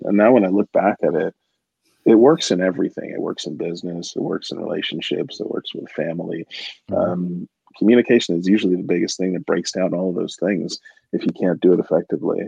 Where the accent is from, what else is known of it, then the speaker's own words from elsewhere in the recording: United States; moved away; I'm American